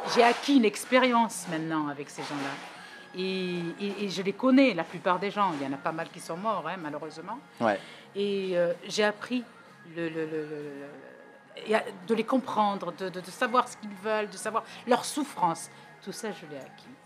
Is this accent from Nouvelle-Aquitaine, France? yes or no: yes; Bordeaux, Nouvelle-Aquitaine, France; also born or lived in Portets; je suis né ici. Je suis né à Bordeaux.